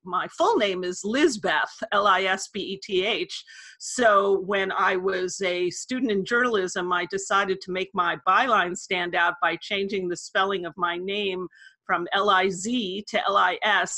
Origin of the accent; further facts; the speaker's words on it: New York City, New York, United States; moved away as an adult; also born or lived in San Francisco; I grew up in Manhattan, and I studied journalism at NYU